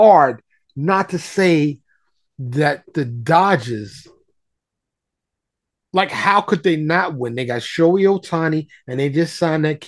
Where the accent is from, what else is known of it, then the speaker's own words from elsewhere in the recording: New York City, New York, United States; now in Dallas, United States; I'm from New York, born and raised in New York, still in touch with a lot of my New York peoples